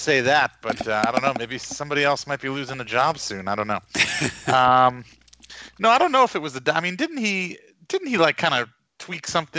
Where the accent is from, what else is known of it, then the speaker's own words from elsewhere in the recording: Garden City, New York, United States; moved away; my hometown, Garden City, New York.